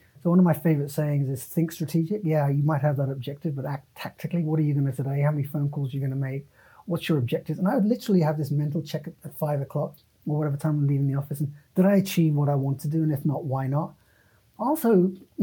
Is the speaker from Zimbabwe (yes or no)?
no; United Kingdom; moved away as an adult; also born or lived in San Francisco / San Jose; I'm a British citizen.